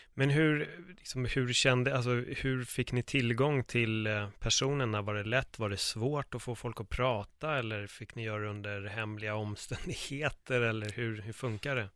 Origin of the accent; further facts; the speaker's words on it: Sweden; Jag är uppvuxen i Örnsberg